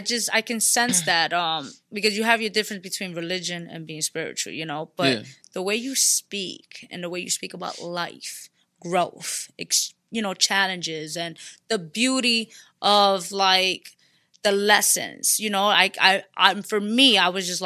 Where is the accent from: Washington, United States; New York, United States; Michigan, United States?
New York, United States; Bronx; I'm from the Bronx, Puerto Rican from the Bronx.